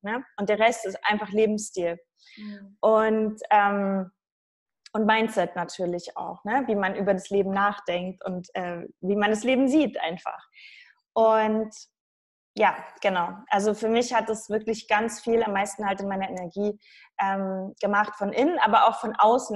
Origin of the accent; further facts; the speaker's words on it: Saxony, Germany; ich komme aus Sachsen.